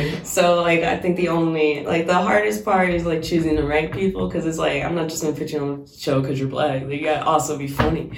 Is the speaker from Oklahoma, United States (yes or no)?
yes; Oklahoma, United States; now in Washington, United States; I'm not from Washington. I'm from Oklahoma